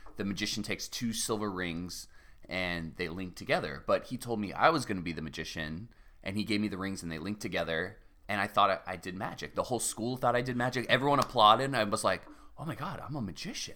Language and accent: English; Cardiff by the Sea, California, United States; also born or lived in La Jolla; I was born in La Jolla, and I grew up in Cardiff by the Sea